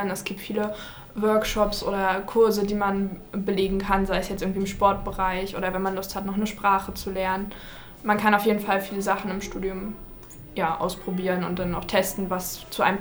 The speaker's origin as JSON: {"language": "German", "town": "Rostock", "region": "Mecklenburg-Vorpommern", "country": "Germany", "tie": "born or raised there", "said": "Ja, also ich bin schon in Rostock zur Schule gegangen und bin deswegen dann in Rostock geblieben."}